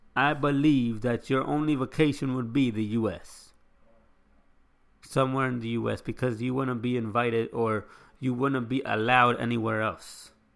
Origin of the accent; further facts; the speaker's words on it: United States; I live in this country